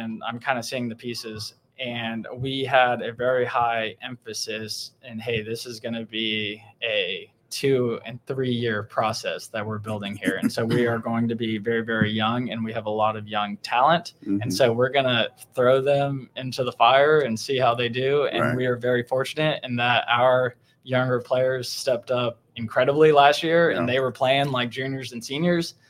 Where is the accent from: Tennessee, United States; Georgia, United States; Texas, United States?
Texas, United States; Aledo; I got to move closer to home because I'm from Aledo